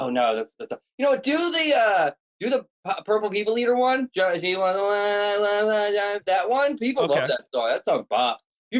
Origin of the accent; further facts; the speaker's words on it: Delaware, United States; Oh yeah, that's what I need. I'm from Delaware.